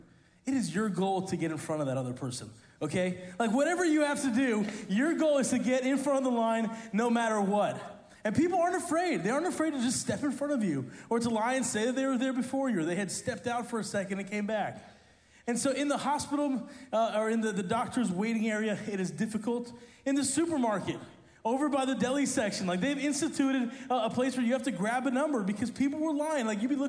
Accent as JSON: {"language": "English", "country": "Italy", "tie": "born or raised there", "said": "See, people call me … because I grew up in Italy. My parents are missionaries there."}